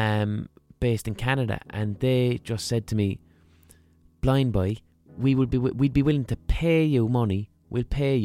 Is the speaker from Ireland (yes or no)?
yes; Ireland; accent: Southern Irish